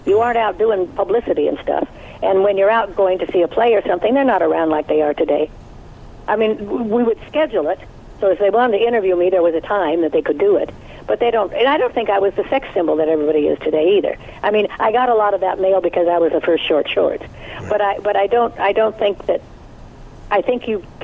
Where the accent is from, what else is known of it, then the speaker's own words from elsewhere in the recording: Nevada, United States; I grew up in Nevada, where there's instant divorce and all